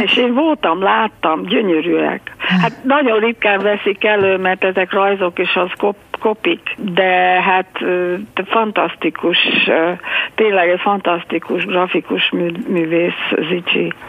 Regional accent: United States; mi Amerikában éltünk a Washington mellett, mert hát ö, szüleim a menekültek voltak

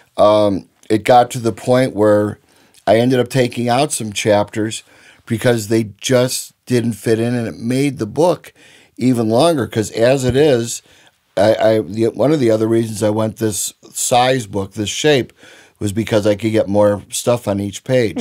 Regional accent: Chicago, Illinois, United States; growing up in Chicago in the sixties

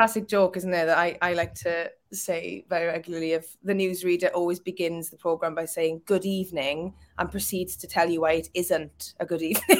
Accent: Wales, United Kingdom; now in Liverpool, United Kingdom; Currently in Liverpool, but obviously okay. I'm Welsh.

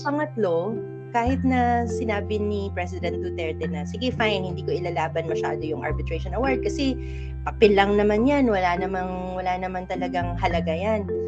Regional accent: Philippines; I'm a Filipino

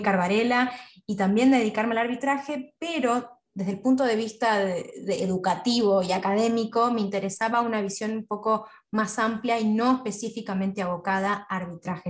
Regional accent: Santa Rosa, La Pampa, Argentina; moved away as an adult; also born or lived in Buenos Aires / London; now in New York, United States; desde donde yo estaba en Santa Rosa, La Pampa

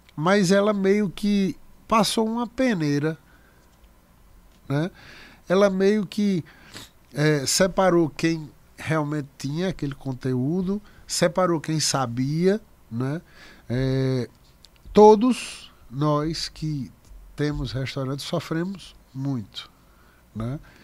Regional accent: Picuí, Paraíba, Brazil; eu nasci em Picuí

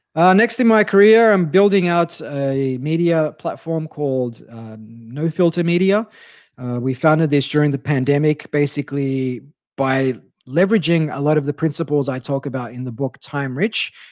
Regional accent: Australia; as an Aussie who only took up surfing three years ago

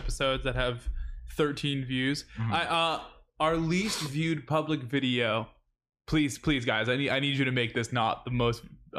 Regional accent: New England, United States; We are absolutely from New England

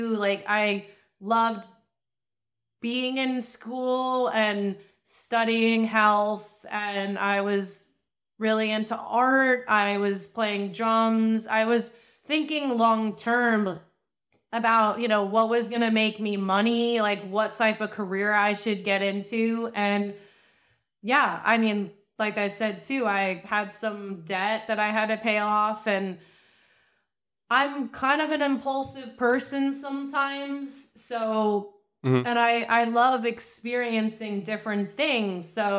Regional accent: Long Island, New York, United States; I mean, I'm from Long Island. So I was still on Long Island at the time.

